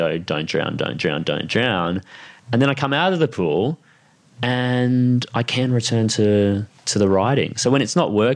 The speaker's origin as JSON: {"language": "English", "area": "Sunshine Coast", "region": "Queensland", "country": "Australia", "tie": "born or raised there", "said": "I grew up on the Sunshine Coast"}